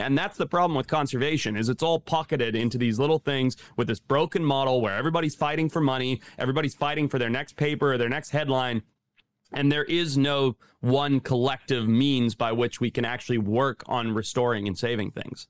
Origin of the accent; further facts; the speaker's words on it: Zimbabwe; moved away; growing up in Zimbabwe